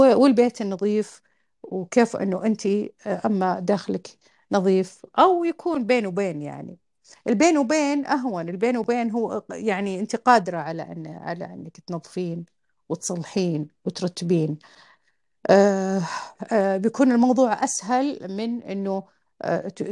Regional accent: Al-Qassim, Saudi Arabia; أنا من القصيم وأعرف إيش كانت البيئة في القصيم

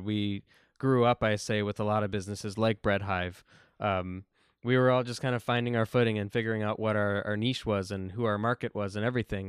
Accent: Buffalo, New York, United States; growing up in South Buffalo

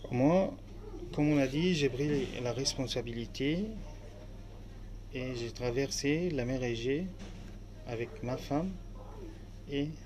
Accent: Aleppo, Aleppo Governorate, Syria; first language Arabic; French is a second language; moved away as an adult; now in France; Alep, euh, exactement, ma ville natale.

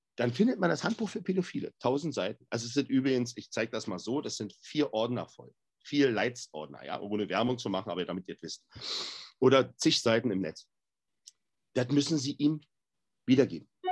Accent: Berlin, Germany; ich komme aus Berlin-Neukölln. Und Berlin-Neukölln ist so ziemlich alles andere als die Schweiz

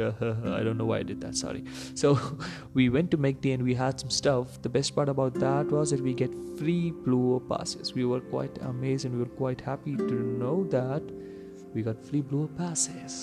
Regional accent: India; since we are from India

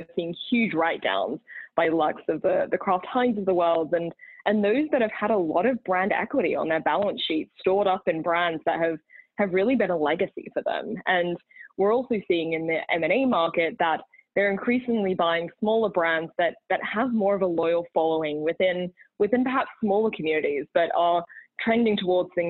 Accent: Australia; also born or lived in Texas / California; now in Boston, United States; despite being Australian and having lived in Texas and California

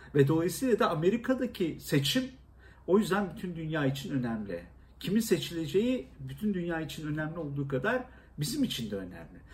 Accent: Istanbul, Turkey; also born or lived in Erzincan; küçük yaşlarda İstanbul'a geldiğim için, e, iki, e, bir buçuk, iki yaşında. Ondan sonra hiç, e, doğduğum yeri Erzincan'ı görme imkanım olmamıştı.

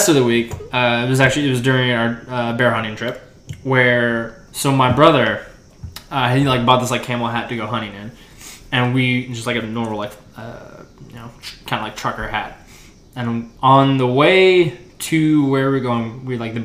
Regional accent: Alaska, United States; now in Oklahoma, United States; growing up in Alaska

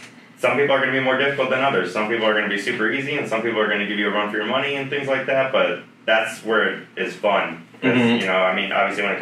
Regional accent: Chicago, Illinois, United States; moved away as an adult; I grew up in Chicago my whole life

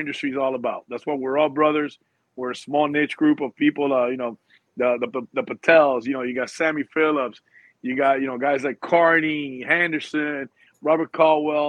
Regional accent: Havana, Cuba; also born or lived in Miami, Florida / Union City, New Jersey; now in Coral Springs, United States; I was born in Havana, Cuba. Been in this country for 42 years.

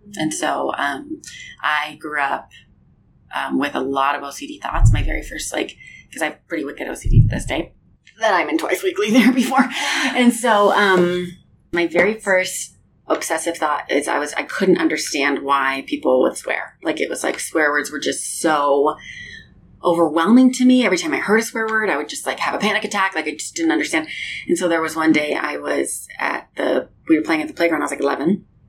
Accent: Denver, Colorado, United States; So I grew up in Denver, moved out here to BYU

